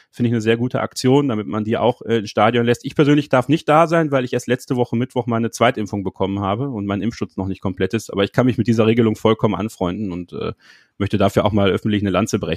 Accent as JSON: {"language": "German", "town": "Borken", "region": "North Rhine-Westphalia", "country": "Germany", "tie": "born or raised there", "also_born_or_lived": "Belgium", "said": "also mein Vater äh, kommt gebürtig aus Belgien, also ich bin auch in Belgien geboren, aber wir haben im Münsterland gelebt, in Borken."}